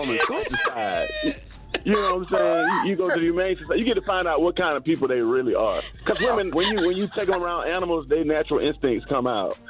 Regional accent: the South, United States; now in Hawaii, United States; originally, I'm from the South

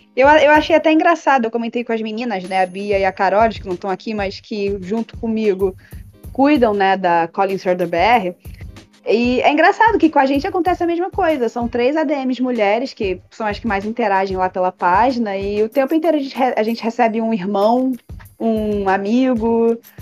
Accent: Rio de Janeiro, Brazil; eu sou carioca

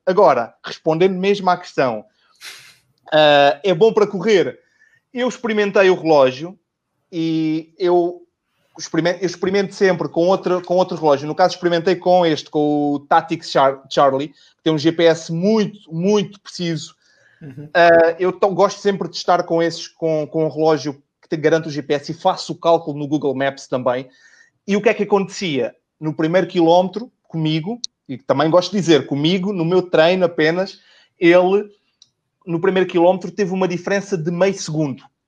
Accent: Portugal; also born or lived in Lisbon; sou de, sou de Portugal, eu moro em Lisboa e trabalho também em Lisboa

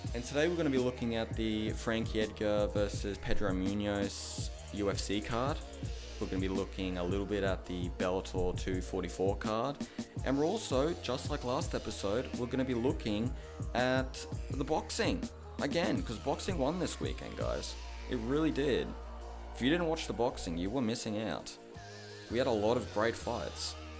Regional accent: Australia; I'm from Australia

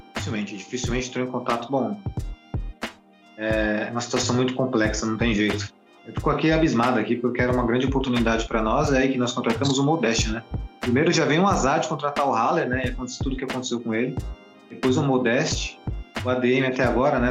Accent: Brazil; Nós somos brasileiros

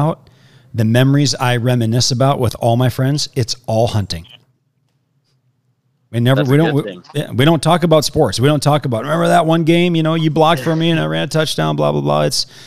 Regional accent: Wisconsin, United States; moved away as an adult; now in Arizona, United States; I'm in Arizona. I grew up in Wisconsin for 37 years, moved here 7 years ago.

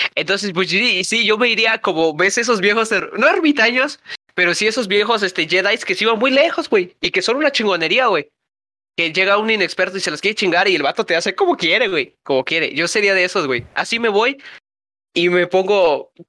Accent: Mexico; somos mexicanos

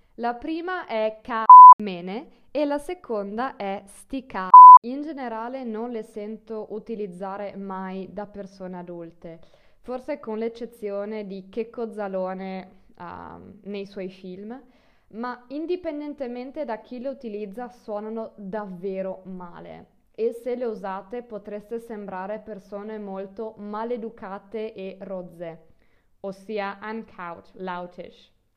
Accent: Friuli-Venezia Giulia, Italy; Io vengo dal nord del Friuli

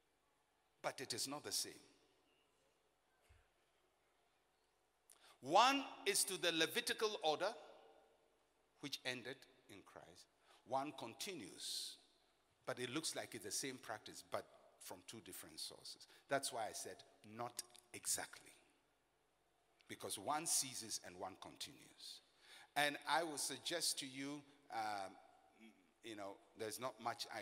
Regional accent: Elmina, Central Region, Ghana; I'm a Fanti from Elimina of the Anona clan

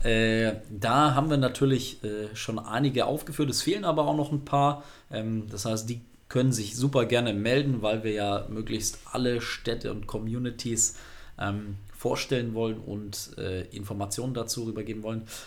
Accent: North Rhine-Westphalia, Germany; wir aus NRW sind

